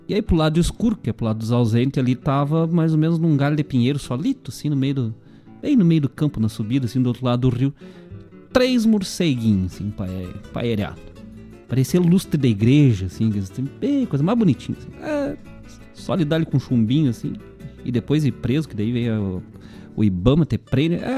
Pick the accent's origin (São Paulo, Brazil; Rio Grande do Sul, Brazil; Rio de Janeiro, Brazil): Rio Grande do Sul, Brazil; Bom Jesus; de que é como me chamavam lá, né? Quando era criança, lá em Bom Jesus.